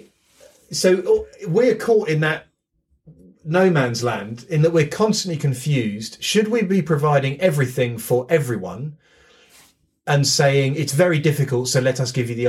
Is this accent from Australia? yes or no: no; United Kingdom; being British